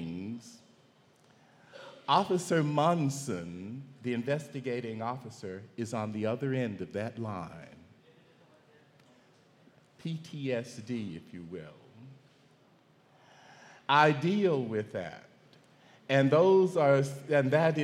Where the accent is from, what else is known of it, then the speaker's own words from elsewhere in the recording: Mississippi, United States; growing up in Mississippi